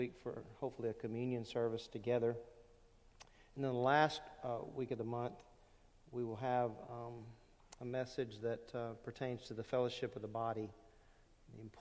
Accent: Lake Charles, Louisiana, United States; also born or lived in California / Rhode Island; I grew up in Louisiana. We moved there. My dad was in the Navy. We moved a lot. And so I went from California to Rhode Island to Louisiana. And I ended up in Louisiana when I was about between five and six

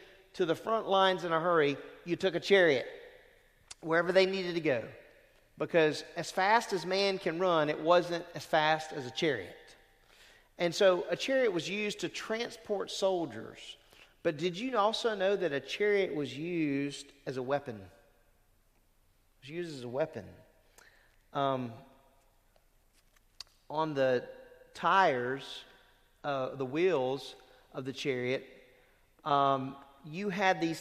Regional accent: Lake Charles, Louisiana, United States; I'm from Lake Charles, Louisiana

